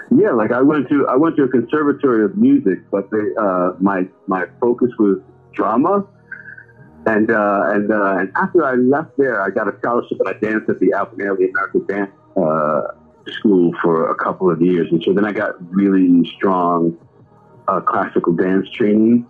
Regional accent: New York City, New York, United States; growing up in Brooklyn

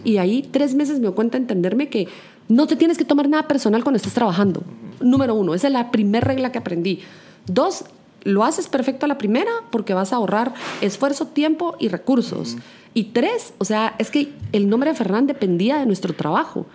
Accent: Guatemala; la gastronomía de mi país

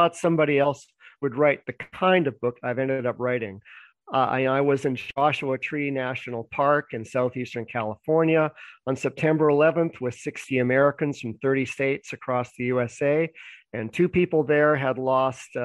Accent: Vancouver, British Columbia, Canada; also born or lived in Toronto; Well, I was born in Vancouver, Canada.

